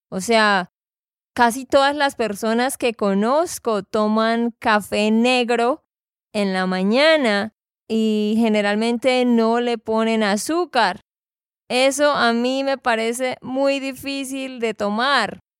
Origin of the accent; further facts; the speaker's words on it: Santander, Colombia; de Santander, Colombia.